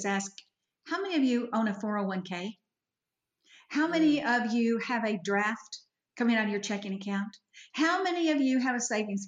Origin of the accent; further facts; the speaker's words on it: Fort Worth, Texas, United States; moved away as an adult; now in Edmond, United States; I was raised by Yankees in Fort Worth, Texas